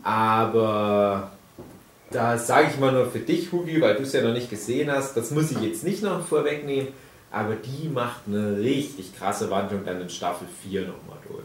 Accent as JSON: {"language": "German", "area": "GDR", "region": "East Germany", "country": "Germany", "tie": "born or raised there", "said": "Ich bin ja auch ein Kind der DDR"}